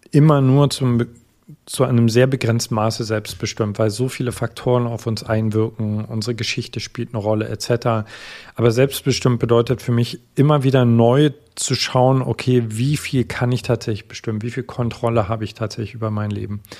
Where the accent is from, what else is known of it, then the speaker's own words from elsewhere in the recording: East Germany, Germany; Wie gesagt, ich komme aus Ostdeutschland, das heißt, ich bin viel auf Reisen gewesen.